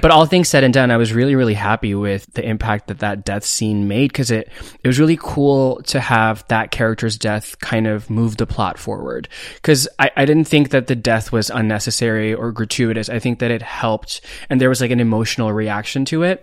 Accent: India; moved away; I grew up in India

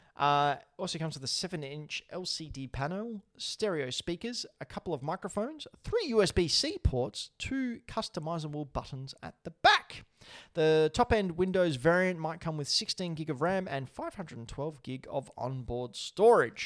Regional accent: Australia; I'm Australian. I, I annou-, I enunciate things differently.

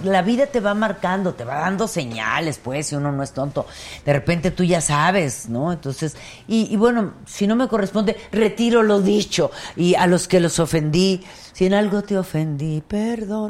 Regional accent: Mexico; yo soy más mexicana que el pulque

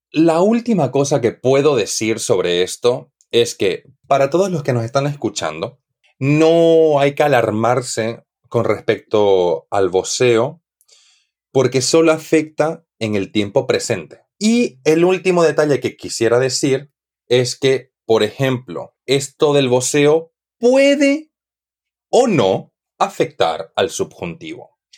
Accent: Santa Cruz de la Sierra, Santa Cruz, Bolivia; moved away as an adult; now in Spain; en Bolivia, de donde yo soy, yo soy de Santa Cruz de la Sierra, del este del país

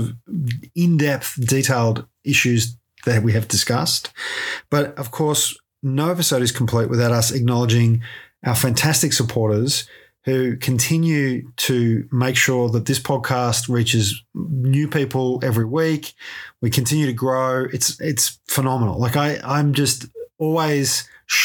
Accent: Ballarat, Victoria, Australia; growing up in Ballarat

